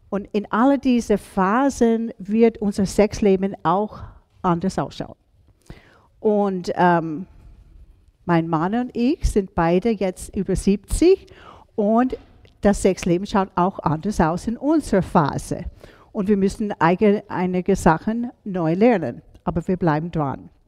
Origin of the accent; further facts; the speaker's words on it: United States; now in Salzburg, Austria; Ihr merkt, obwohl ich gestern von Salzburg gekommen bin, wo, bin ich keine Salzburgerin. Ich bin ursprünglich aus USA.